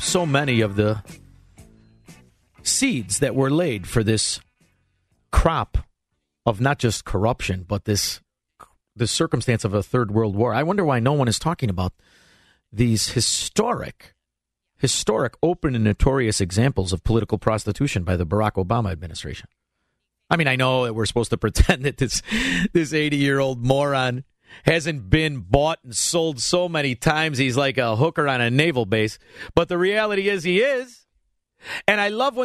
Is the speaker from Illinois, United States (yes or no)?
yes; Melrose Park, Illinois, United States; I grew up in Melrose Park. I'm half Italian.